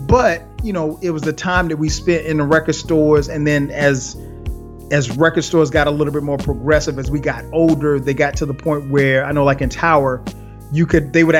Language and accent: English; Florence, South Carolina, United States; moved away; my hometown of Florence, South Carolina